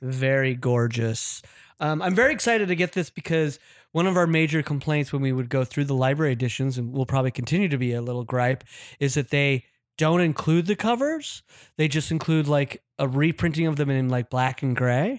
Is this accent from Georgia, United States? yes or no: no; Utah, United States; now in Los Angeles, United States; my home state, Utah